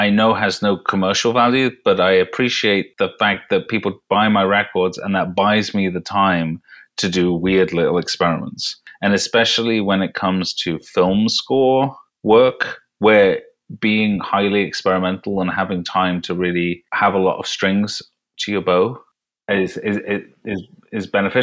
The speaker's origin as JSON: {"language": "English", "country": "United Kingdom", "said": "as a Brit"}